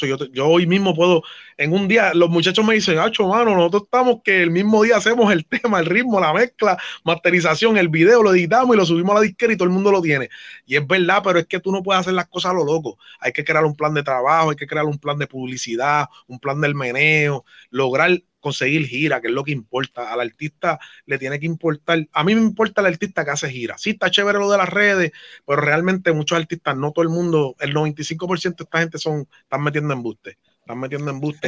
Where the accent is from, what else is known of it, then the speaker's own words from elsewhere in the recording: New York City, New York, United States; moved away; also born or lived in Brooklyn / Trujillo Alto, Puerto Rico; yo soy de Nueva York, sabe que yo soy de New York City